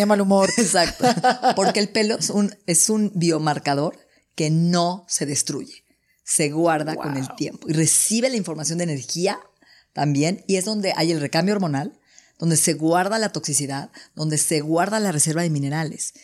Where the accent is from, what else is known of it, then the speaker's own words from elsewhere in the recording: Mexico; soy mexicana